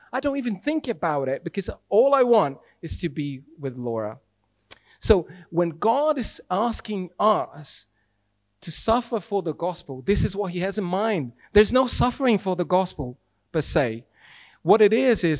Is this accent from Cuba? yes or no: no; Brazil; English is a second language; moved away as an adult; Brazilian. I've been here for 16 years and still can't speak English